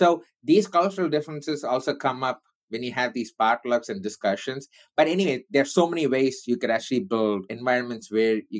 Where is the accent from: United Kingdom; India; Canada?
India; I'm Indian